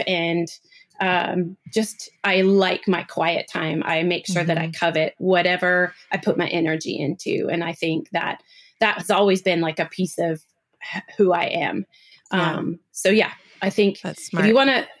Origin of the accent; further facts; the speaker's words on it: Seattle, Washington, United States; Seattle girl. I'm from Pacific Northwest.